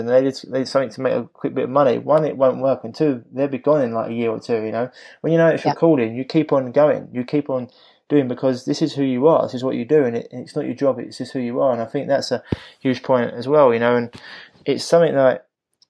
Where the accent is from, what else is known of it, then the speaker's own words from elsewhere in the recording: London, United Kingdom; being a Londoner, I do speak quick, and I can drop certain letters out